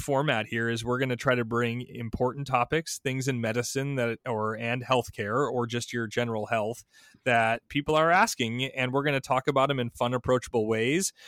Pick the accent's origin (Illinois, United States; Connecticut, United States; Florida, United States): Illinois, United States; Chicago; I'm also from Chicago.